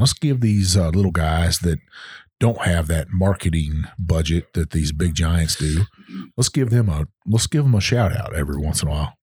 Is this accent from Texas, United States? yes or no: yes; Texas, United States; moved away; Texas and see my home state